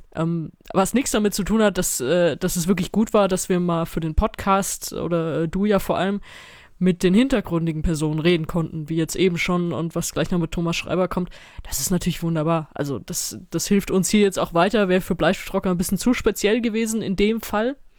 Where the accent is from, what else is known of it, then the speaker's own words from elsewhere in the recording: Mainz, Rhineland-Palatinate, Germany; Ich bin in Mainz zur Schule gegangen